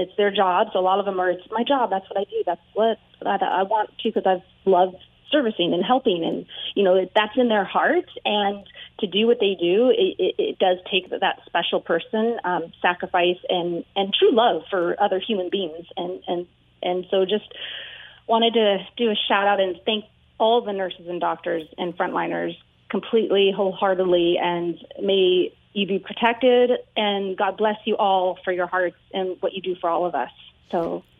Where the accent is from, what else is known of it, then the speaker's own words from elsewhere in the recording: California, United States; I grew up in California.